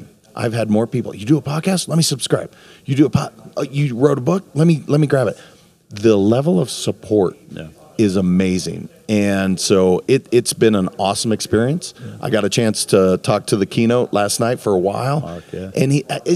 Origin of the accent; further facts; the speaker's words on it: Montana, United States; now in Florida, United States; I'm from Montana originally, so this is like my backyard that I grew up with.